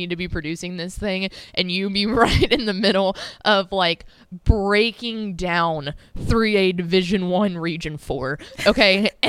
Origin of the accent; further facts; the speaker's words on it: Llano, Texas, United States; So I grew up in Llano, Texas.